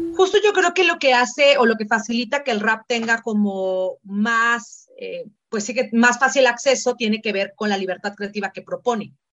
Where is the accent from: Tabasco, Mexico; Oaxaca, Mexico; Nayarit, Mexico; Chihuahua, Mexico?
Oaxaca, Mexico; yo crecí en la ciudad de Oaxaca, soy migrante de primera generación, soy la primera nacida en la ciudad.